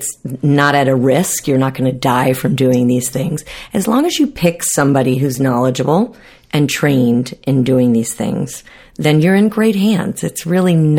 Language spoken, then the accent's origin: English; South Florida, United States; growing up in South Florida